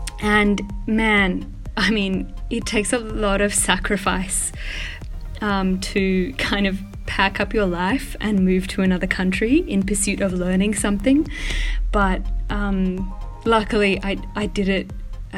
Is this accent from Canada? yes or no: no; Australia; also born or lived in Melbourne; I am Australian and I was born and raised in a very, what would be considered by most as a really remote community on a farm out in like, not outback, but like the bush, the Australian bush